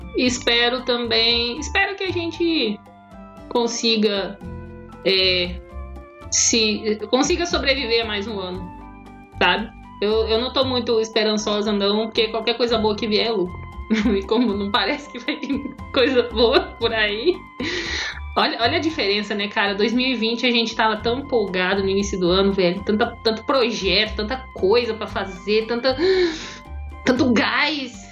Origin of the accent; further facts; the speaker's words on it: Brazil; A gente é brasileiro